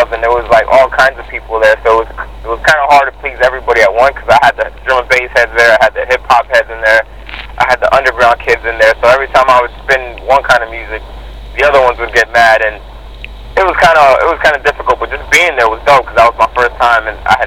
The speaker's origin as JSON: {"language": "English", "town": "Miami", "region": "Florida", "country": "United States", "tie": "born or raised there", "said": "I grew up in Miami"}